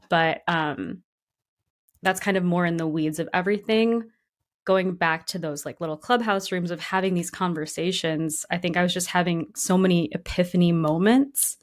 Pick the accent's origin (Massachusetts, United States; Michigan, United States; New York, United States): Michigan, United States; Grand Rapids; now in Brooklyn, United States; not a lot of diversity in Grand Rapids, Michigan.